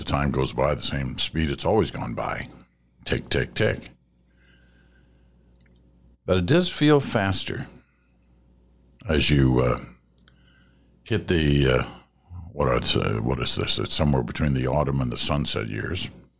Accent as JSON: {"language": "English", "country": "Canada", "said": "First and foremost, as a Canadian, you do not and cannot take yourself too seriously."}